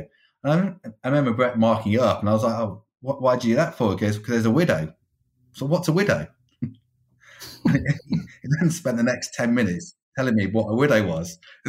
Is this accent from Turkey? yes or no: no; Stafford, West Midlands, United Kingdom; now in London, United Kingdom; So I'm originally from Stafford, so just within the West Midlands.